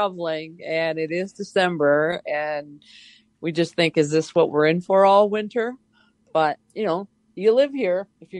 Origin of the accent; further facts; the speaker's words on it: Minnesota, United States; Sort of my worst case scenario as a Minnesotan lifelong started with rain and then snow.